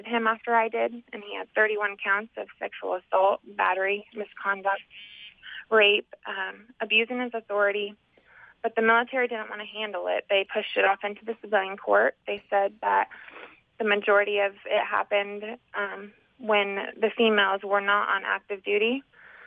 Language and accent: English; Indiana, United States; I grew up in Indiana.